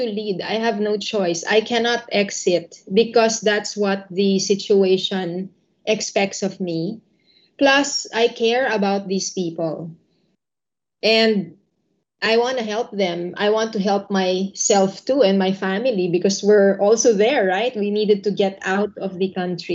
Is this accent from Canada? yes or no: no; Philippines; moved away as an adult; also born or lived in Indonesia; I grew up in the Philippines.